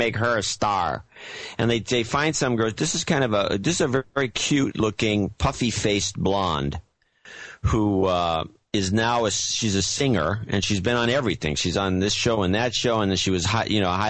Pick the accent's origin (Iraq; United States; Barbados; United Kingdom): United States; I'm the American